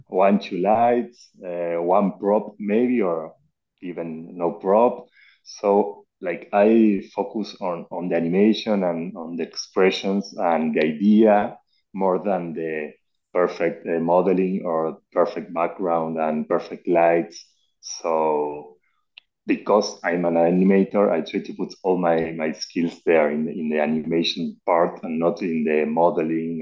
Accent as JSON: {"language": "English", "country": "Argentina", "second_language": "English", "said": "I'm from Argentina"}